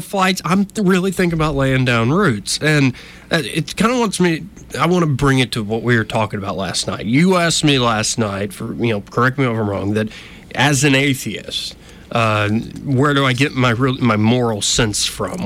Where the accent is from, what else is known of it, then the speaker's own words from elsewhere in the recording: Montgomery, Alabama, United States; I'm born and raised in Montgomery